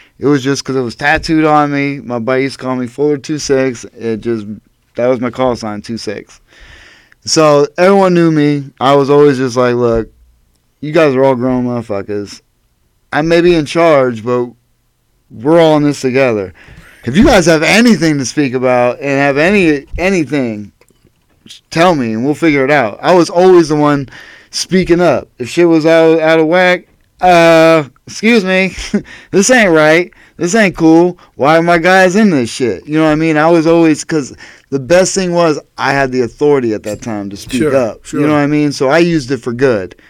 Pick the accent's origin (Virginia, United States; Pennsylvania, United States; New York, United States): Pennsylvania, United States; Erie; Growing up in Erie